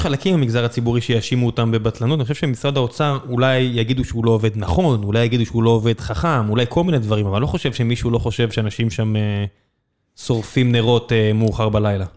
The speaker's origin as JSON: {"language": "Hebrew", "town": "Beersheba", "region": "Southern District", "country": "Israel", "tie": "born or raised there", "moved": "yes", "said": "אני גדלתי בבאר שבע"}